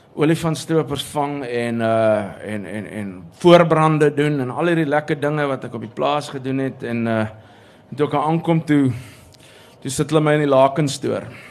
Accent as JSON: {"language": "Afrikaans", "town": "Pretoria", "region": "Gauteng", "country": "South Africa", "tie": "born or raised there", "moved": "as an adult", "said": "toe ek groot geword het in Pretoria"}